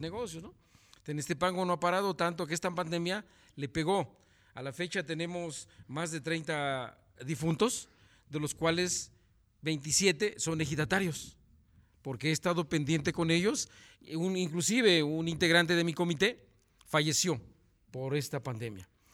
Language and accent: Spanish; Morelos, Mexico; somos aquí, somos morelenses